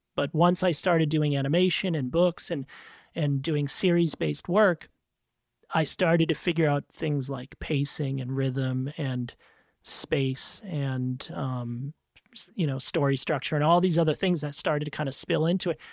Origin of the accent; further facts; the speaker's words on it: New England, United States; I grew up in New England and, you know, big Irish Italian family on the East Coast